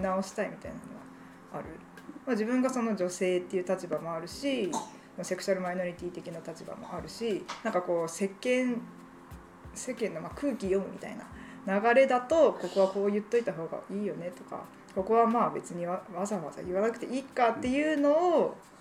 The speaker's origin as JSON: {"language": "Japanese", "region": "Kansai", "country": "Japan", "tie": "born or raised there", "also_born_or_lived": "Kyushu", "moved": "yes", "lives_now": "Fukuoka, Japan", "said": "もともと私関西出身"}